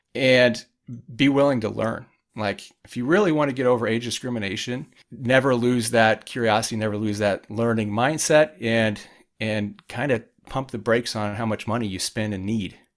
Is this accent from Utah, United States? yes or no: no; Indiana, United States; I grew up in Indiana in a small town